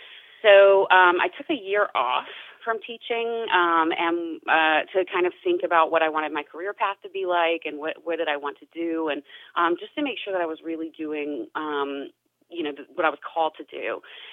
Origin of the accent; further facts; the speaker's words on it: Spartanburg, South Carolina, United States; That is correct. Yeah, if you've been up 85 heading to Charlotte, you've passed it.